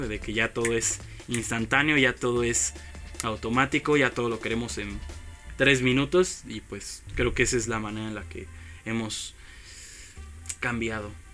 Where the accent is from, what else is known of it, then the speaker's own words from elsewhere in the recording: Mexico City, Mexico; como chilangos